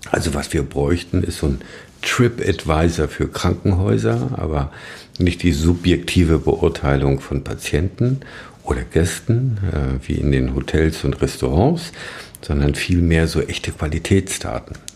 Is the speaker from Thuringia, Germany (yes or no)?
yes; Thuringia, Germany; Wir kommen ja aus dem Saale-Holzland-Kreis.